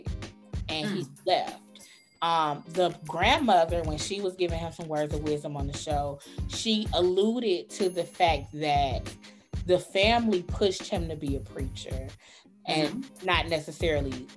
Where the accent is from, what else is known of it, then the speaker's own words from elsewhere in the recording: Chicago, Illinois, United States; I'm from Chicago.